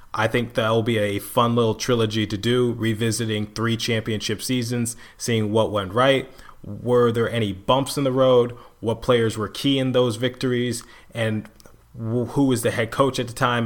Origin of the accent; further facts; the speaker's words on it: Detroit, Michigan, United States; moved away; also born or lived in Philadelphia; I was raised in Detroit, Michigan.